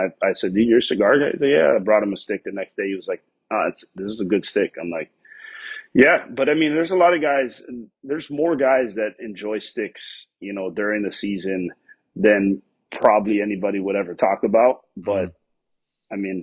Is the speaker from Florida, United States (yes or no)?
yes; Miami, Florida, United States; moved away as an adult; also born or lived in Tennessee; I was born and raised in Miami